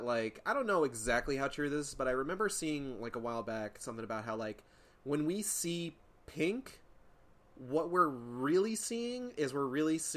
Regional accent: Boston, Massachusetts, United States; now in Texas, United States; I'm from Massachusetts

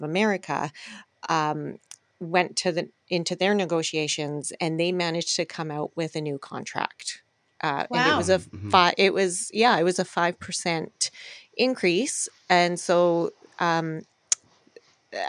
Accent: Alberta, Canada; now in Vancouver, Canada; I'm from Alberta

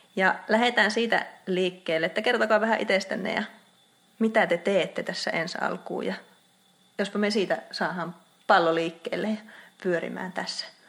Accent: Outokumpu, North Karelia, Finland; also born or lived in Joensuu; Outokummussa, eli mun kotikaupungissa

